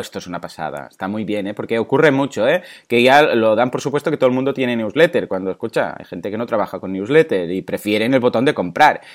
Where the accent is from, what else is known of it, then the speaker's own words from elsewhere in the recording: Mataró, Catalonia, Spain; yo soy de Mataró